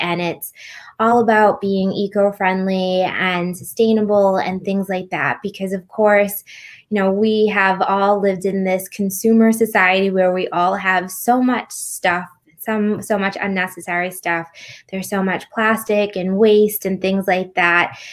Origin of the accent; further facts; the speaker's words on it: United States; I grew up in America